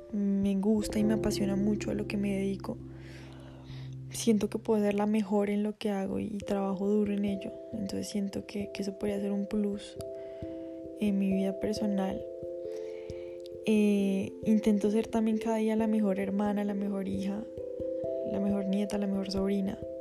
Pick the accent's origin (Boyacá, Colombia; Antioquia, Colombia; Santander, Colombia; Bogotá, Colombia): Bogotá, Colombia; Vivo con mi familia, soy de Bogotá, Colombia.